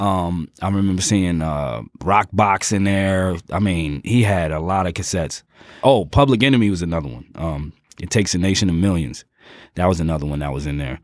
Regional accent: Jersey City, New Jersey, United States; I'm from Jersey City

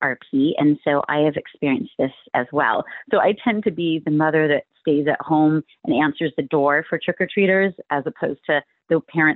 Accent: Palo Alto, California, United States; now in Sunnyvale, United States; my hometown in Palo Alto, where I was raised

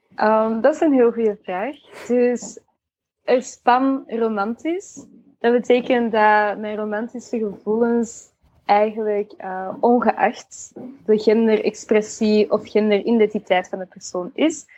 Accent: Antwerp, Flanders, Belgium; ik van Antwerpen ben

